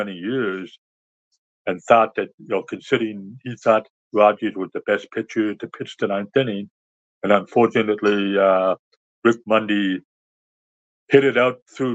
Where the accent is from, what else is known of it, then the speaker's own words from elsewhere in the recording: near Ottawa, Ontario, Canada; watched the Expos when I was growing up near Ottawa, Canada